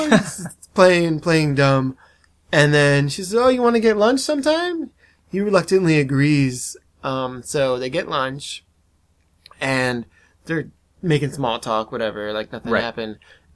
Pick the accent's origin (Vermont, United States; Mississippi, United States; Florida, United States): Florida, United States; Miami; I'm from Miami